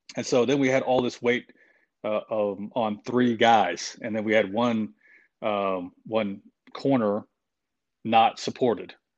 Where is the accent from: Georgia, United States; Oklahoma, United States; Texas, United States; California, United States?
Oklahoma, United States; moved away as an adult; I grew up in a small town in Oklahoma